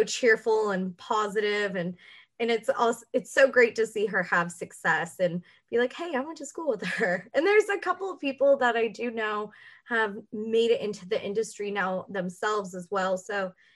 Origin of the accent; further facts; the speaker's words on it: Los Angeles, California, United States; also born or lived in Texas; Me and my brother were born in Texas, but we were raised in Los Angeles